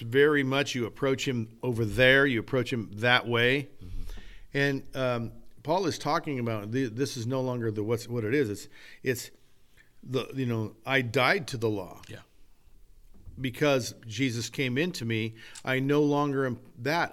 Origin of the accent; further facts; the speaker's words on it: California, United States; I'm American and I'm Western, a Californian American